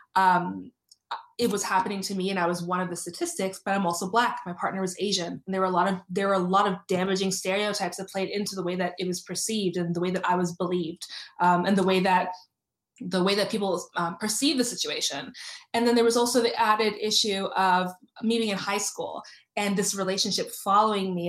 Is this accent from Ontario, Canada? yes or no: yes; Toronto, Ontario, Canada; I grew up in Toronto. I grew up, uh, I uh, went to school in North York.